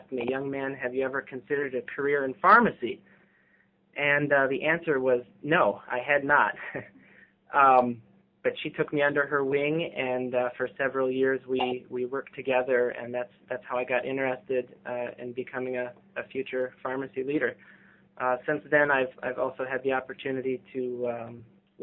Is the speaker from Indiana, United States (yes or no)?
no; Southeast Michigan, United States; now in New Jersey, United States; I grew up in Southeast Michigan, which is really big for the auto industry.